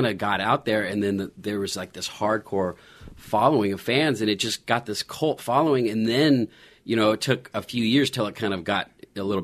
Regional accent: Seaside, California, United States; I grew up actually in Seaside, which is a little bit rougher

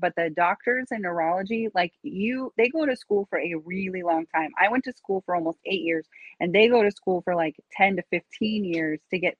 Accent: Rapid City, South Dakota, United States; also born or lived in Papillion, Nebraska; now in Washington, United States; I'm from Rapid City originally.

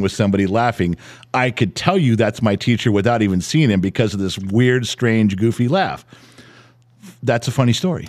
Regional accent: Los Angeles, California, United States; growing up in the San Fernando Valley

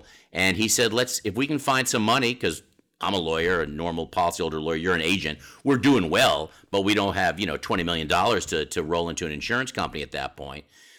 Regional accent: Redondo Beach, California, United States; also born or lived in Boston; I was born in Redondo Beach, California.

